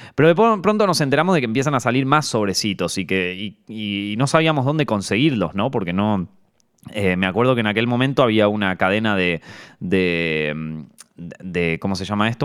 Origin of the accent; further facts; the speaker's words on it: Argentina; moved away as an adult; me fui de Argentina